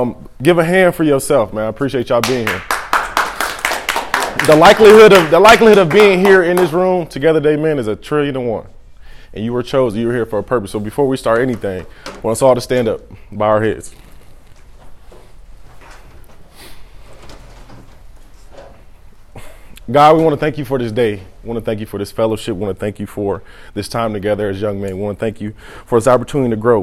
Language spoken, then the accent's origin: English; Peoria, Illinois, United States; I'm from Peoria, Illinois. I got 10 siblings